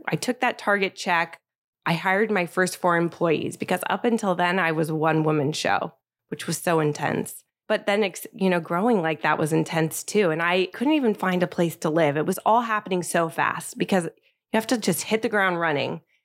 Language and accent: English; Bay Area, California, United States; moved away as an adult; also born or lived in Paris, France / New York, United States; now in Los Angeles, United States; I grew up in the Bay Area